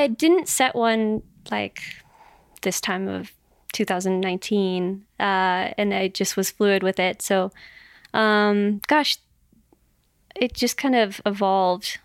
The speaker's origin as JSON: {"language": "English", "town": "Las Vegas", "region": "Nevada", "country": "United States", "tie": "born or raised there", "moved": "as an adult", "lives_now": "Boulder, United States", "said": "my hometown of Vegas"}